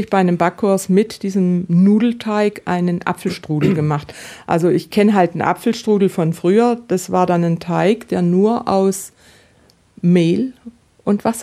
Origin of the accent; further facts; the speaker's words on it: Baden-Württemberg, Germany; Und da gibt es, also ich komme ja aus dem Südbadischen und im Südbadischen gibt es die Bubespitzle